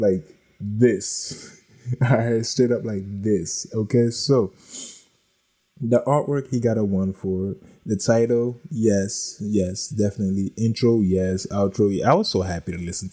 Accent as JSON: {"language": "English", "region": "East Coast", "country": "United States", "tie": "born or raised there", "also_born_or_lived": "Los Angeles", "moved": "yes", "said": "I lived in Nipsey Hussle's hood and I grew up on the East"}